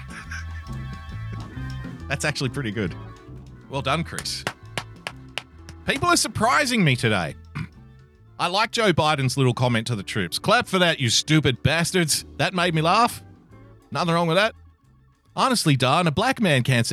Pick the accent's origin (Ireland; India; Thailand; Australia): Australia; this comes all the way from the great nation of Australia. Formerly my home country, now I am a citizen